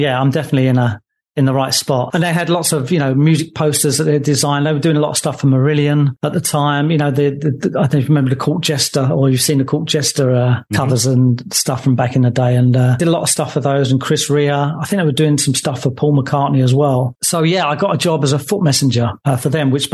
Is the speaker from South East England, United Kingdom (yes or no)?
no; Enfield, London, United Kingdom; I'm originally from Enfield in Middlesex, just outside of London